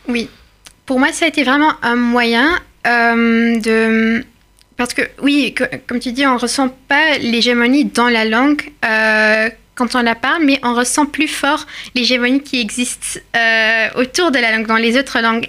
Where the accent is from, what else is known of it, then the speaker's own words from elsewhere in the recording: Belgium; moved away; venant de, la Belgique, un côté de ma famille est venu du Maroc et l'autre côté est, belge depuis des années et des années